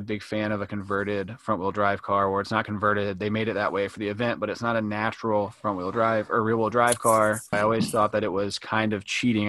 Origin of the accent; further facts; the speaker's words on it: the South, United States; We're from the South